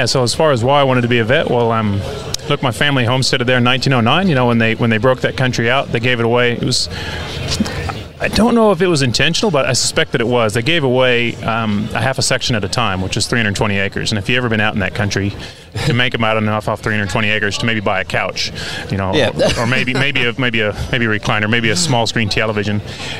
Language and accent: English; Wild Horse, Colorado, United States; now in Australia; so I grew up in Wild Horse, and it was a small town